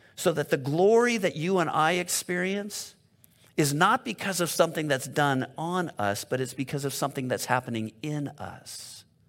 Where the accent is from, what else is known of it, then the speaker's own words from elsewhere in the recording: La Cañada Flintridge, California, United States; I've been Southern California my whole life. I grew up in Loch and Yachta, which is over by Pasadena